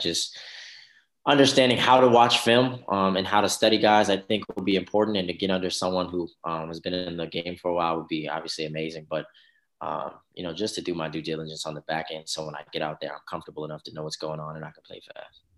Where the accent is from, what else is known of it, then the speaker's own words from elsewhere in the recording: New Albany, Indiana, United States; also born or lived in Louisville, Kentucky; originally, I'm from New Albany, Indiana